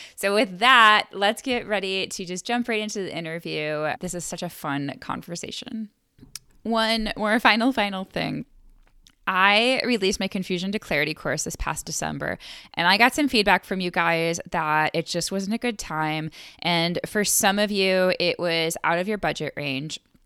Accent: Buffalo, New York, United States; I'm from Buffalo

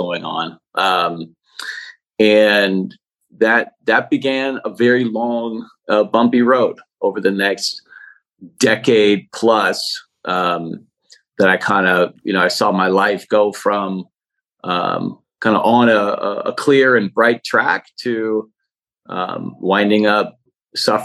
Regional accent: Oakland, California, United States; also born or lived in San Francisco, California; now in Berkeley, United States; I'm from Oakland, California. I live in Berkeley, California now

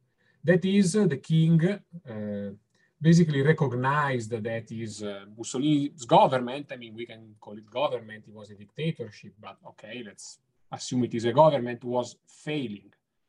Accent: Italy; accent: Italian; English is a second language; I am Italian. You can probably get it from my accent

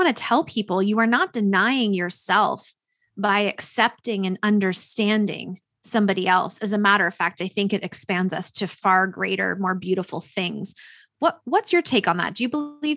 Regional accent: Canada; raised by a white father, white mother, we're as Canadian gets

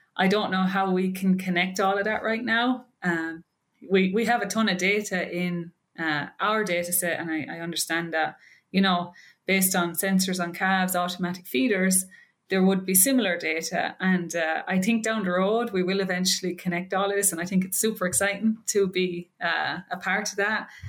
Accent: Ireland; moved away as an adult; also born or lived in Maryland, United States; now in Wisconsin, United States; I'm from Ireland.

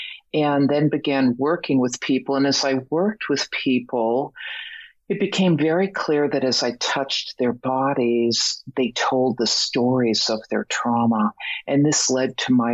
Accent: Boston, Massachusetts, United States; moved away as an adult; also born or lived in Mexico; I'm originally from Boston

